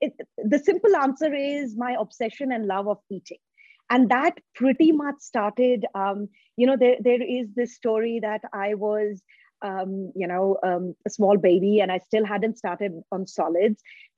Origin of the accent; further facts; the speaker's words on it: North India, India; So we grew up in a community where our neighbors, like we are from North India, so that's the cuisine that was made at home.